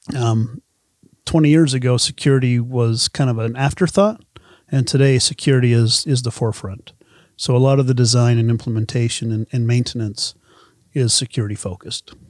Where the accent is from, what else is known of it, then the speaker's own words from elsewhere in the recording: Uinta Basin, Utah, United States; I grew up in the Una Basin.